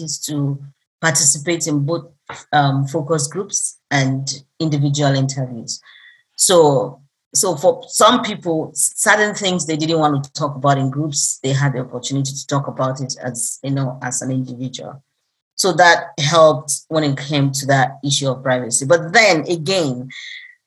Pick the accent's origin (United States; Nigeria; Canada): Nigeria; I'm an African, I'm a Nigerian, and proudly so